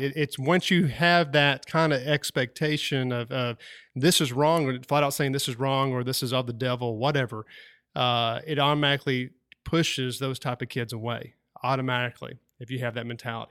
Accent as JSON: {"language": "English", "town": "Wilson", "region": "North Carolina", "country": "United States", "tie": "born or raised there", "said": "where I grew up at in Wilson, North Carolina"}